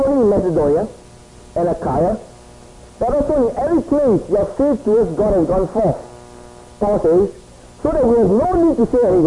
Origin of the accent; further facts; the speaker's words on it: Singapore; moved away as an adult; also born or lived in Hong Kong; I grew up in Singapore. It is sort of a little bit away from Hong Kong.